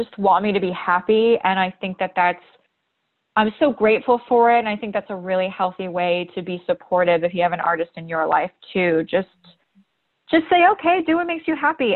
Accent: Ohio, United States; moved away as an adult; also born or lived in Boston; now in Los Angeles, United States; my mom ended up in Ohio. That's where I was born and raised.

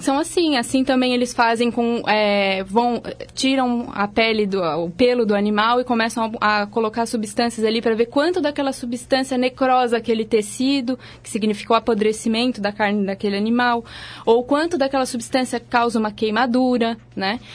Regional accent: Santa Catarina, Brazil; now in São Paulo, Brazil; Eu sou de Santa Catarina, mas já tem muitos anos que eu saí de lá

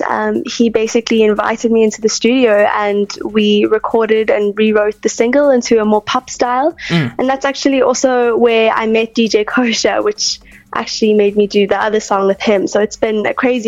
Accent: Plettenberg Bay, Western Cape, South Africa; I grew up in Plett, born and raised

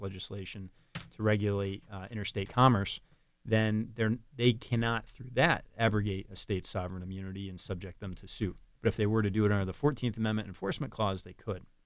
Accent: Capital Region, New York, United States; born and raised in the Capital Region

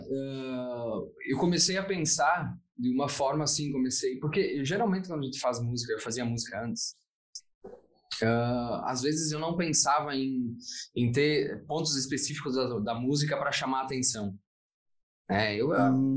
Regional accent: Veranópolis, Rio Grande do Sul, Brazil; eu sou, eu sou aqui de Veranópolis

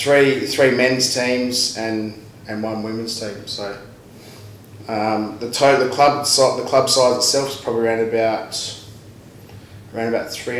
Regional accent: Western Australia, Australia; moved away as an adult; now in London, United Kingdom; I'm obviously from Western Australia.

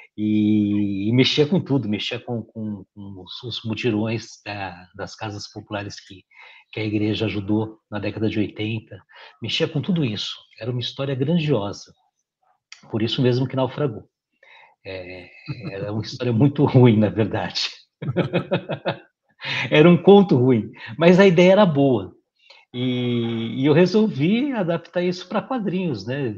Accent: São Paulo, Brazil; Sou paulistano, beirando 50 anos

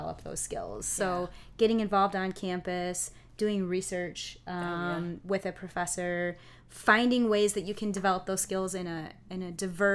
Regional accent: Kalamazoo, Michigan, United States; I grew up here in Kalamazoo, so Western was in my backyard

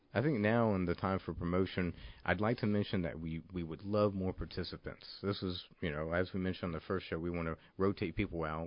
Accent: Pensacola, Florida, United States; I come from Pensacola, Florida

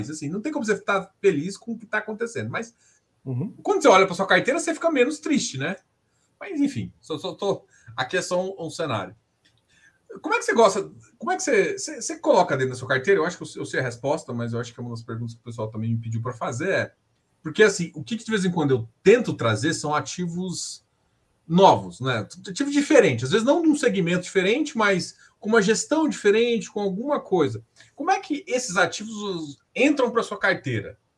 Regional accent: Goiás, Brazil; goiano gosta de pegar na mão quando fazer negócio então, assim, eu, eu sou goiano.

